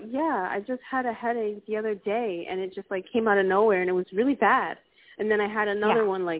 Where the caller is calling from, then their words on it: Puerto Rico; I'm calling from Puerto Rico.